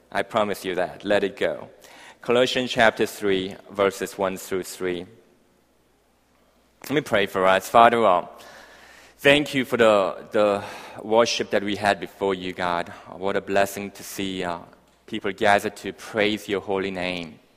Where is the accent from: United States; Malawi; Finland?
Malawi; Malawi. And I grew up um, in Africa for the next 10 years, hence my, my, my accent uh, kind of rolled up somewhere there.